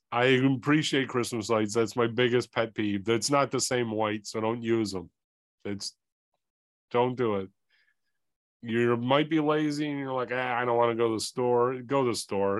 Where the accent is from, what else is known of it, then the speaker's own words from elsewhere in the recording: Northeastern Ohio, United States; I'm from Ohio, Northeastern Ohio